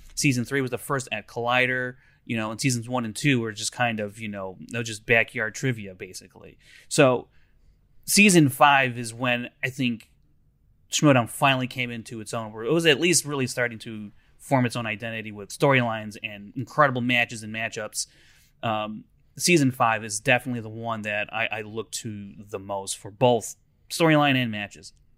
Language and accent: English; Chicago, Illinois, United States; I'm from Chicago